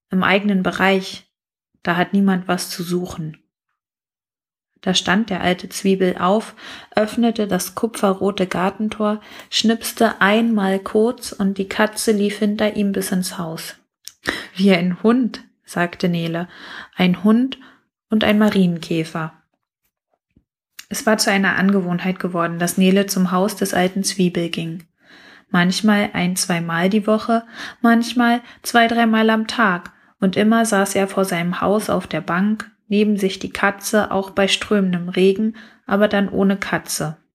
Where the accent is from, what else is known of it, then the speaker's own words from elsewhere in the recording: Brandenburg, Germany; weil ich mit ihm ein bisschen Dorfgefühl aus meiner Heimat Brandenburg verbinde